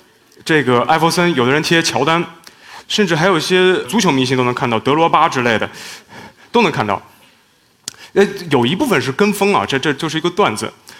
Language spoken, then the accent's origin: Chinese; China; 比方说我们都是中国人，加工中国人的面孔的时候